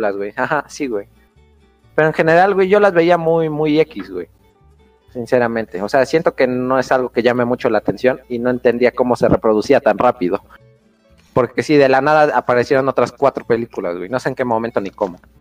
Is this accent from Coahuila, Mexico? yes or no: no; Puebla, Mexico; somos de Puebla